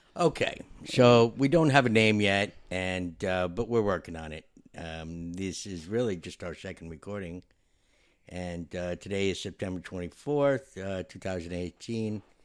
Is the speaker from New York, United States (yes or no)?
yes; New York, United States; I'm a New Yorker